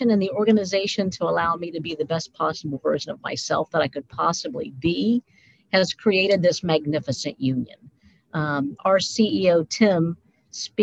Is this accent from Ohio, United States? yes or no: yes; Mount Vernon, Ohio, United States; So we grew up in Mount Vernon, Ohio